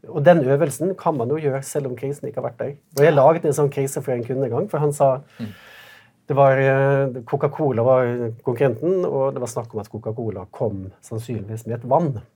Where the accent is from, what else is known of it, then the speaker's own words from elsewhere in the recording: Western Norway, Norway; jeg kommer også fra Vestlandet